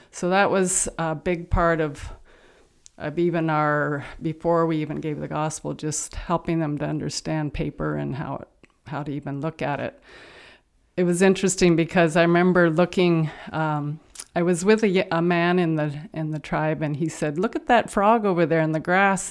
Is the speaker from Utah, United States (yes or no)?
no; Santa Barbara, California, United States; I grew up in Santa Barbara, California